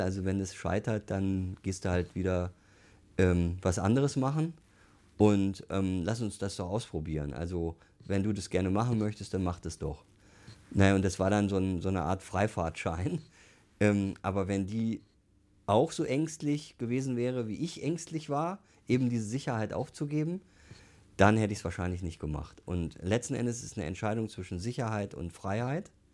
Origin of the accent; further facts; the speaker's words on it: Duisburg, North Rhine-Westphalia, Germany; now in Munich, Germany; ich komme aus dem Ruhrgebiet, bin Duisburger und meine Eltern haben halt eine Kneipe gehabt